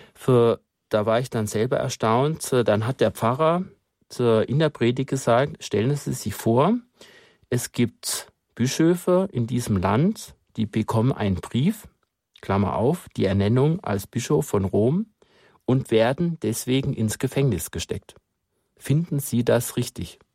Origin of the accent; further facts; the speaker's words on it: Germany; als Deutscher